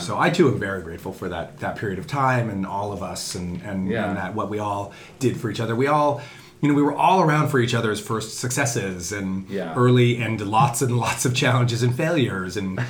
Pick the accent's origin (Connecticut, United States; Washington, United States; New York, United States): Connecticut, United States; born there; also born or lived in Indiana / Ohio; Born in Connecticut, raised up and down the East Coast, never lived anywhere particularly long.